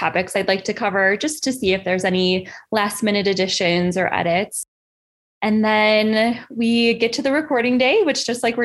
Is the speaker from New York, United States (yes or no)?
yes; Buffalo, New York, United States; moved away as an adult; also born or lived in New Haven, Connecticut; Yeah, so I grew up in Buffalo, New York.